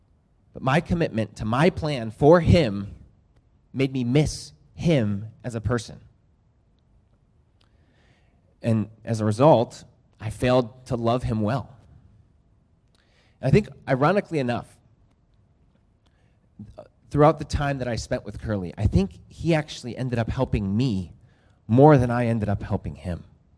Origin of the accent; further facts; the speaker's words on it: Lima, Peru; also born or lived in United States; So the last time I was here, I mentioned that I grew up in Lima, Peru. My parents were missionaries there, and I grew up there, and I'm a dual citizen.